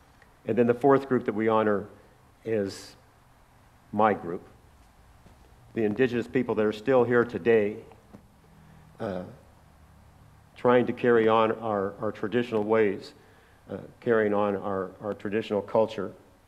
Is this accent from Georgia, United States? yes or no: no; San Fernando, California, United States; I was born in San Fernando, California, the village of Pasekva. My father was, my grandparents, my great-grandparents, and my great-great-great-grandparents.